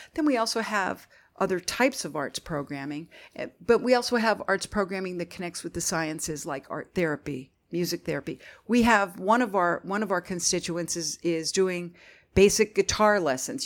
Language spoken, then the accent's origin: English; Northeastern Pennsylvania, United States; moved away as an adult; also born or lived in Philadelphia; I'm from Northeastern Pennsylvania originally